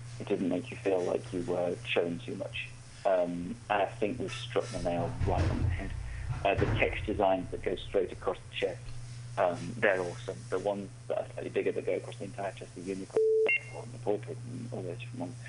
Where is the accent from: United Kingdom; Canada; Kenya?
United Kingdom; I'm British